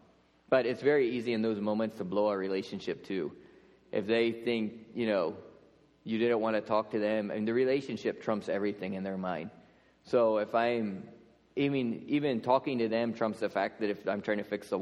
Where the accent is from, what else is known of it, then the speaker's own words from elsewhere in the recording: Lancaster County, Pennsylvania, United States; moved away as an adult; So I grew up in Lancaster County